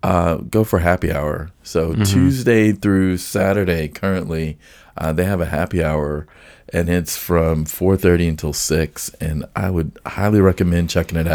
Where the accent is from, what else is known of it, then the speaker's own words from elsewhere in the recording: Nashville, Tennessee, United States; growing up in Nashville